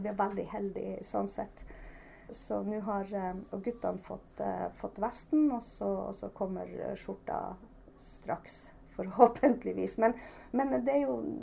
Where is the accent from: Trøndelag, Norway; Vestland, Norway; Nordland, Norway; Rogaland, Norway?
Trøndelag, Norway; now in Børselv, Norway; Jeg er jo egentlig trønder, og vi, vi har jo bodd i Finnmark i ganske mange år.